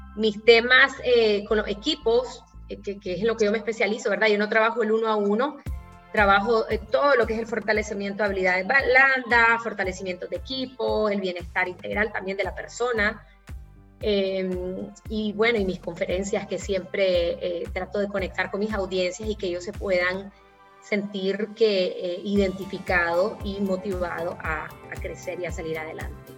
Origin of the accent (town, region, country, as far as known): Nicaragua